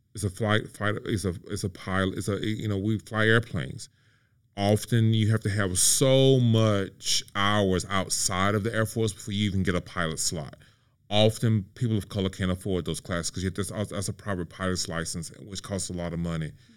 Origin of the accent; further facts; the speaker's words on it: Mississippi, United States; moved away; my hometown of mississippi